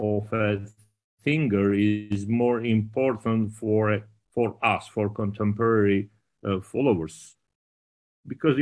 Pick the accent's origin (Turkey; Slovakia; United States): Turkey; Istanbul; I was born in Istanbul.